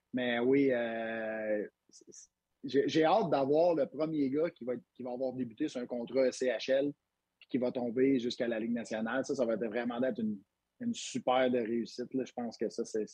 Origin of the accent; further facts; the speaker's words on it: Quebec, Canada; on est au Québec, on est fiers d'être Québécois